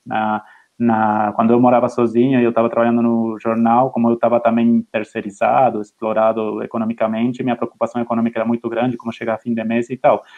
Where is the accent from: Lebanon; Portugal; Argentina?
Argentina; Portuguese is a second language; moved away as an adult; now in Brazil; eu sou argentino, eu trabalhava em Clarín e La Nación